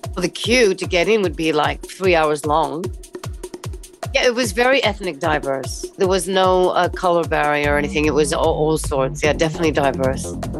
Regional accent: East Coast, United States; moved away as an adult; now in London, United Kingdom; I am an American living in London since 1990.

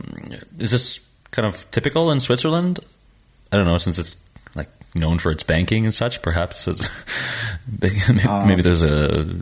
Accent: Canada; now in France; I'm a Canadian-based user. I'm originally from Canada and based in France.

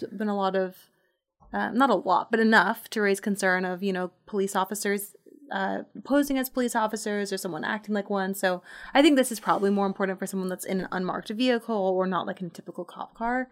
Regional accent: Portland, Oregon, United States; moved away; I'm from Portland.

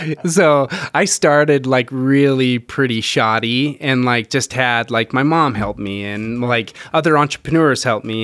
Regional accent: Rexburg, Idaho, United States; moved away; I grew up in a little town, Rexburg, Idaho

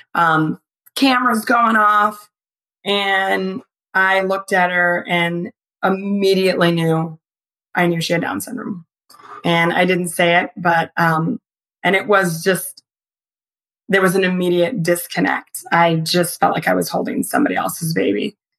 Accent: Michigan, United States; I grew up in Michigan

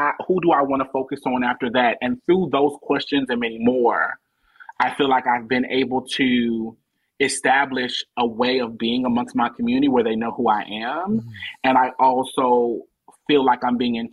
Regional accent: Omaha, Nebraska, United States; moved away as an adult; now in Atlanta, United States; I live in Atlanta now, but I'm born and raised in Omaha, Nebraska.

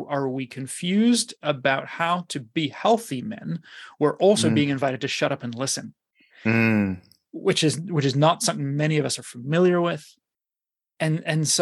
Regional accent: New Zealand; I grew up in New Zealand, which was sports crazy

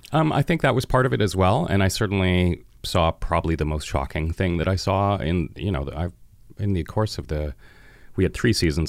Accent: Vancouver, British Columbia, Canada; I've lived in Vancouver my entire life. I was born in St. Paul's Hospital.

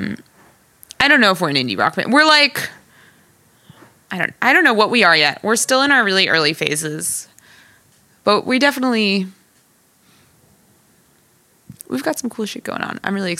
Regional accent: South Orange, New Jersey, United States; my hometown of South Orange

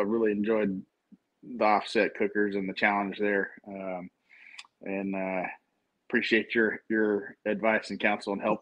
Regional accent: Texas, United States; I grew up in Texas

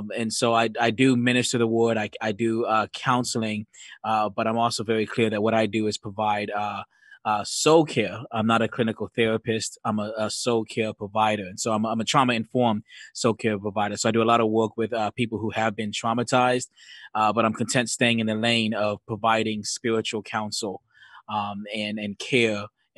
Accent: Bronx, New York, United States; accent: Jamaican Bronx-ish mixed; also born or lived in Georgia; I was born in Georgia, but most of my family lives in New York. I spent a lot of time up north in Bronx, New York. And my mom is from Jamaica and my dad just from D.C.

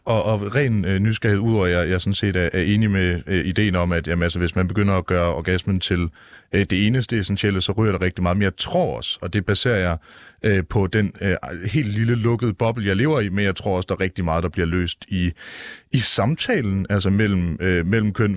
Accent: Jutland, Denmark; jeg er dum mand fra Jylland

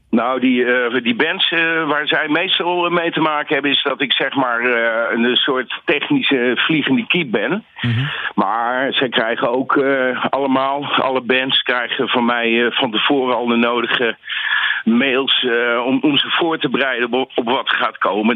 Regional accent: Nijmegen, Gelderland, Netherlands; ik kom ook uit Nijmegen

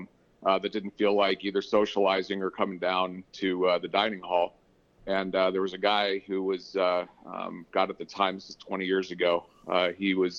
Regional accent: Reno, Nevada, United States; also born or lived in Arizona; At about 6 months of age, my father whisked the family off to northern Nevada, where we had the choice of either living in Elko or Reno.

